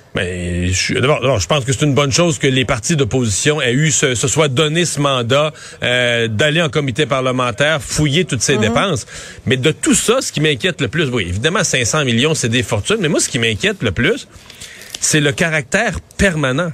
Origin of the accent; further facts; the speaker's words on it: Bas-Saint-Laurent, Quebec, Canada; Chez nous, dans le Bas-Saint-Laurent